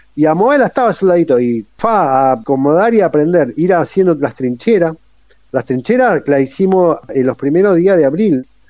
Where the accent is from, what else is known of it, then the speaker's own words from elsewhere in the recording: San Carlos de Bariloche, Río Negro, Argentina; Soy de Bariloche, pero me tocó el servicio militar en Río Gallego en la Fuerza Aérea